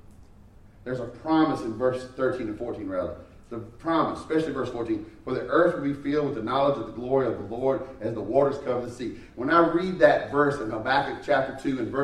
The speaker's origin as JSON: {"language": "English", "country": "United States", "said": "I love being an American"}